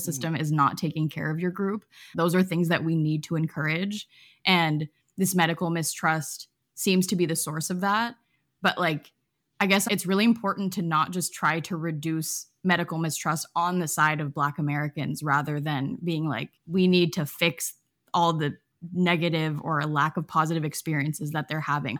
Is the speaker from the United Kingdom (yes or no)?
no; Canada; I'm Canadian